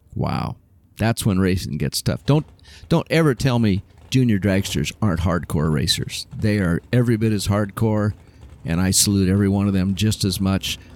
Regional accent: Southern California, United States; also born or lived in Oakland, California; I grew up in Southern California. I was born in Oakland, but we moved to Southern California when I was a kid.

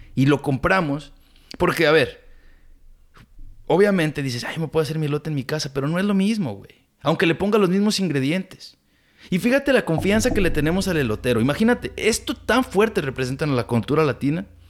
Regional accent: Mexico; now in California, United States; Nosotros como inmigrantes, como latinos, como mexicanos.

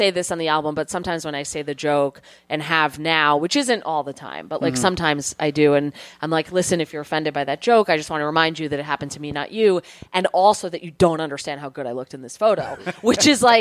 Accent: New Jersey, United States; I grew up in New Jersey. I live in New Jersey now.

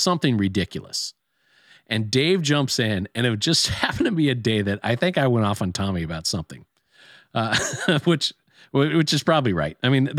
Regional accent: Ireland; I never heard that before, and I mean, being Irish, I'm surprised I haven't, but I love it.

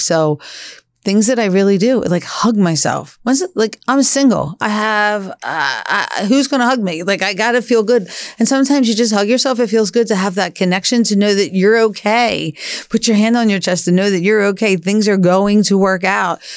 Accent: Philadelphia, Pennsylvania, United States; We grew up in Northeast Philly

